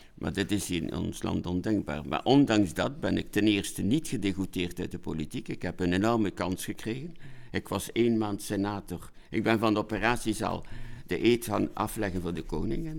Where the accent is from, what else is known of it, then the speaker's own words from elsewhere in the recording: Ghent, Flanders, Belgium; ik ben een Gentenaar